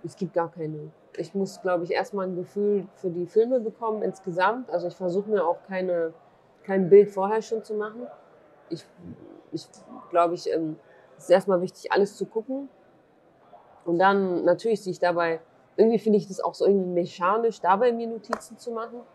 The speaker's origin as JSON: {"language": "German", "country": "Germany", "tie": "born or raised there", "also_born_or_lived": "Duhok, Iraq"}